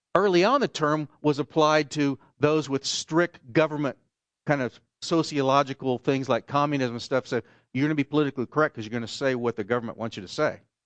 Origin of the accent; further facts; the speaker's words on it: Oklahoma, United States; moved away; where I grew up in Oklahoma